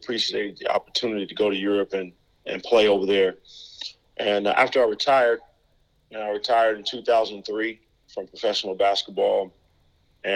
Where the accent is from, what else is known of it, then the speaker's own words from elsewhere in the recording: Oakland, California, United States; also born or lived in Hawaii; I'm born and raised in Oakland, California